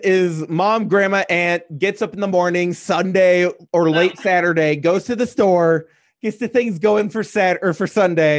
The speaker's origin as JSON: {"language": "English", "area": "Union Grove area", "region": "Wisconsin", "country": "United States", "said": "we're in the Union Grove area. We're about hour north of the border if you stay west of the eye, but we're like just east, like we're just east of like central."}